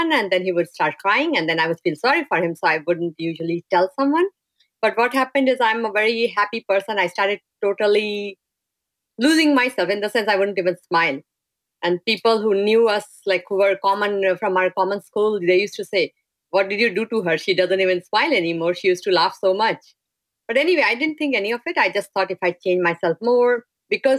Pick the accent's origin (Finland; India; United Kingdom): India; moved away as an adult; I'm from India and I've grown up in a very sheltered and nice family atmosphere